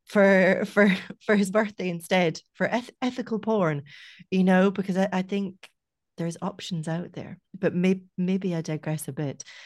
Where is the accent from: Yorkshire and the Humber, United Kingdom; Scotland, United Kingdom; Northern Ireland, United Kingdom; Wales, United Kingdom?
Scotland, United Kingdom; now in Ireland; I grew up in Scotland